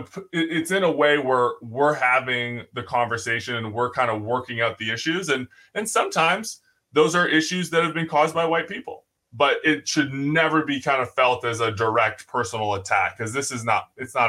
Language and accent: English; United States; we're American